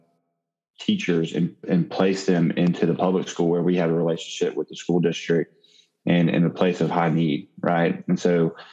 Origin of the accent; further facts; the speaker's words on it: Mississippi, United States; I'm from Mississippi. I've never lived outside of Mississippi.